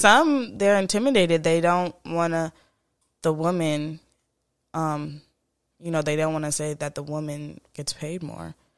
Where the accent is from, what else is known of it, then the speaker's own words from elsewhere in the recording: Florida, United States; also born or lived in Jamaica; I was raised in Florida. I'm born in Jamaica